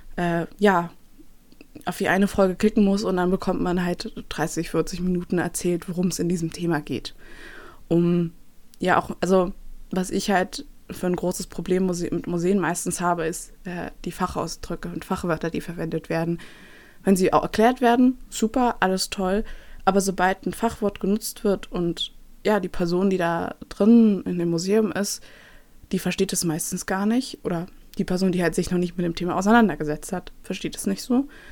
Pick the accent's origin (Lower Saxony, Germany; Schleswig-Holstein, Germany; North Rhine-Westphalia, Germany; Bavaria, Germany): Bavaria, Germany; Nuremberg; moved away; ich komme aus Nürnberg ursprünglich